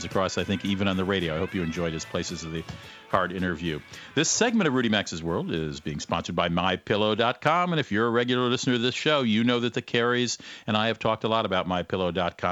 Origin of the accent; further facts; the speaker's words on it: Cleveland, Ohio, United States; also born or lived in Athens, Ohio; I'm from Cleveland